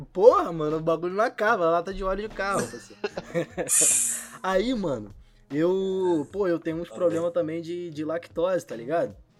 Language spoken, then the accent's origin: Portuguese; São Gonçalo, Rio de Janeiro, Brazil; eu sou de São Gonçalo, né? Do outro lado da ponte